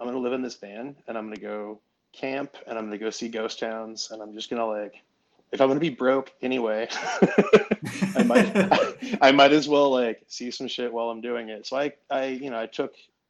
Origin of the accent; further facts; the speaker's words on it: Oregon, United States; moved away as an adult; also born or lived in Vermont; I'm from Oregon. I grew up there.